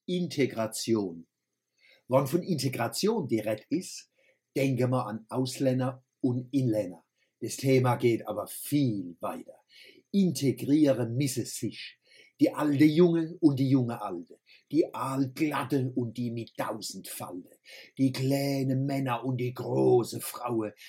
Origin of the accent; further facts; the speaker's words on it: Electoral Palatinate, Germany; wir Kurpelzer